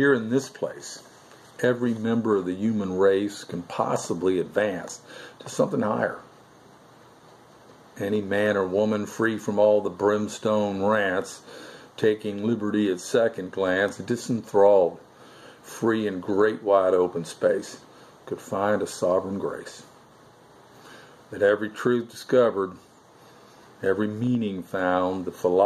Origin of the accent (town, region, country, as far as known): Melbourne, Florida, United States; born or raised there